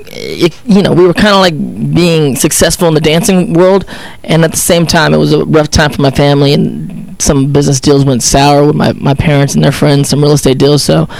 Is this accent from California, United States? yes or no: yes; Pittsburg, California, United States; I was born in Pittsburgh, California. It's Pittsburgh, no H.